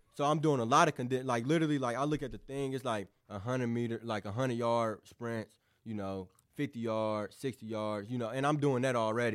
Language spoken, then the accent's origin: English; New Madrid, Missouri, United States; also born or lived in Caruthersville, Missouri; now in Festus, United States; I came from New Madrid